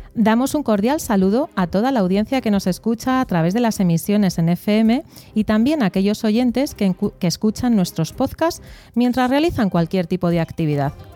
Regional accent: Basque Country, Spain; yo soy vasca

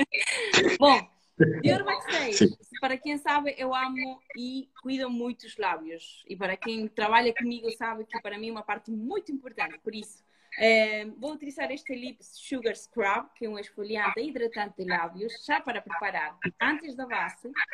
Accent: Uruguay; moved away; eu nasci me criei no campo, no Uruguai

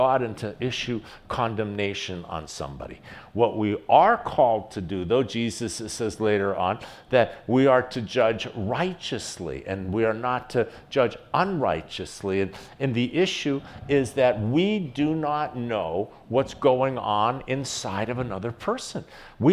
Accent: United States; As an American

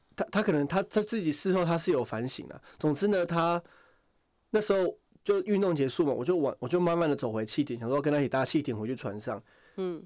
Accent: Taiwan; 我从台湾来

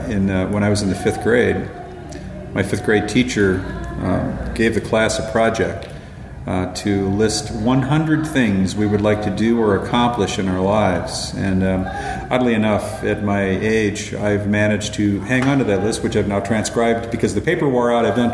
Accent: Minnesota, United States; moved away as an adult; also born or lived in Virginia / Utah / Michigan / Europe; I was born in Virginia and grew up in the states of Minnesota, Utah, and Michigan.

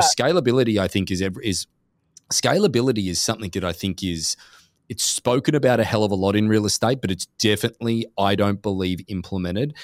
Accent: Gold Coast, Queensland, Australia; now in Newport Beach, United States; we're from Australia originally. Gold Coast um, yep. is just down the road from Brisbane.

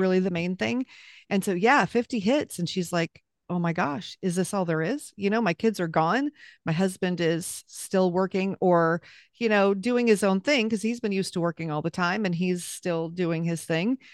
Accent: Southern California, United States; moved away as an adult; we lived back in California, where I was raised in Southern California

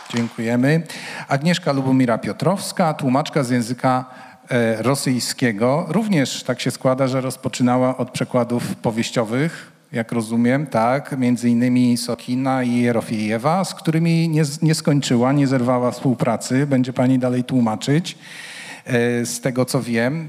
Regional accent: Łódź, Łódź Voivodeship, Poland; jestem łodzianinem

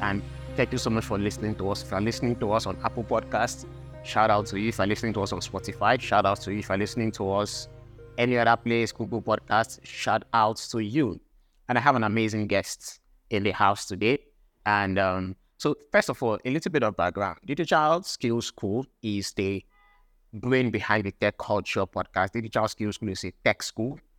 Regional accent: Akwa Ibom, Nigeria; I'm from Akwa Ibom State as well.

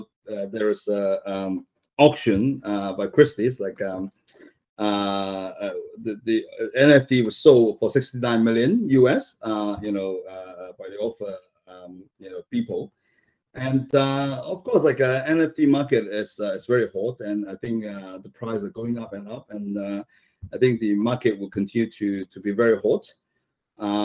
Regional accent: Hong Kong; moved away; I came from Hong Kong

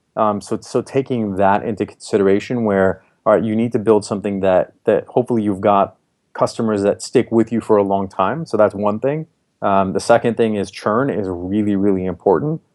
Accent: Minnesota, United States; moved away as an adult; also born or lived in Boston; now in Bay Area, United States; I grew up in Minnesota, went to school in Boston

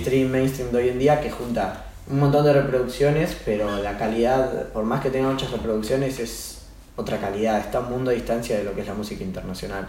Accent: Buenos Aires, Argentina; Nosotros somos de Almagro

